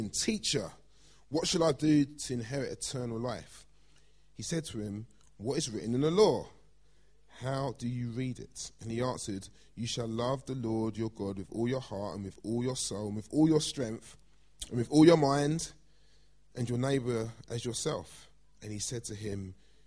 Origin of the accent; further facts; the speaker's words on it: London, United Kingdom; I grew up in Blackheath. I'm a South East London boy